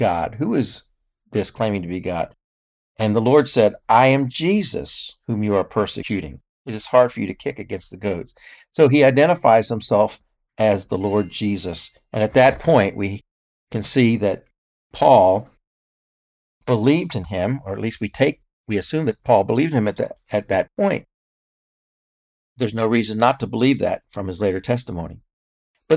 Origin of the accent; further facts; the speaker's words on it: United States; as an American